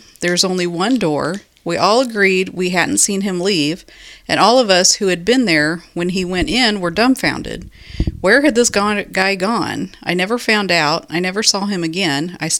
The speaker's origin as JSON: {"language": "English", "region": "West Coast", "country": "United States", "said": "I'm from the West Coast."}